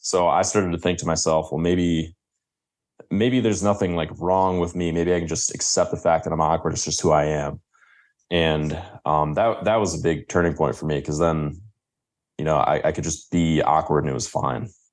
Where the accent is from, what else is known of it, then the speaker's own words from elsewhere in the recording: Grosse Ile, Michigan, United States; Grow Zeal, the place where I grew up, is actually considered or one year, it was considered, like, the safest place in Michigan.